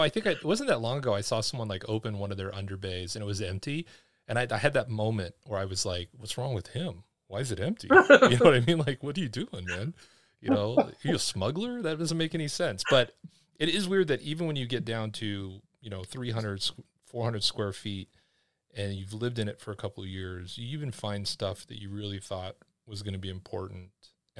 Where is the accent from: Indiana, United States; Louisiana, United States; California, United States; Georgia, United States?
California, United States; I'm originally from California.